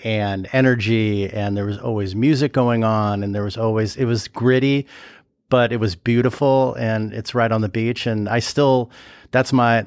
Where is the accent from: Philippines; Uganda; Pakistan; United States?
United States; Los Angeles, California; moved away as an adult; also born or lived in Santa Barbara; now in Chicago, United States; I grew up there, so familiar with the area